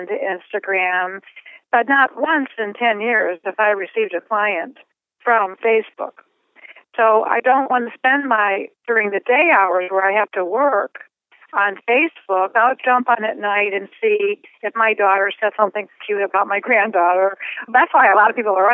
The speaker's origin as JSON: {"language": "English", "town": "Cleveland", "region": "Ohio", "country": "United States", "tie": "born or raised there", "moved": "as an adult", "said": "I was born in Cleveland, Ohio, and I lived there for 25 years"}